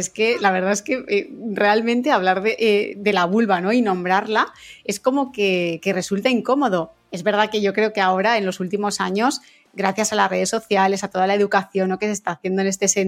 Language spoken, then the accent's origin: Spanish; Valencia, Valencian Community, Spain; Pues mira, te adelanto que soy de Valencia, ¿vale?